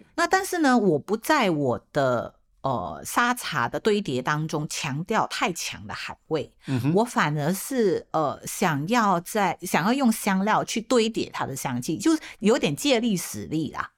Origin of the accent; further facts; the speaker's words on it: George Town, Penang, Malaysia; now in Taiwan; 我自己的家乡，就是我，我是马来西亚的槟城人嘛，槟城的这个潮汕人